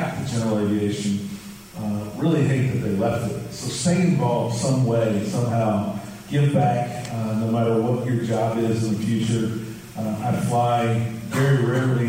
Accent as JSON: {"language": "English", "town": "Huntington", "region": "West Virginia", "country": "United States", "tie": "born or raised there", "moved": "yes", "lives_now": "Houston, United States", "said": "I was actually born in Huntington, West Virginia, so I'm not too far from my hometown"}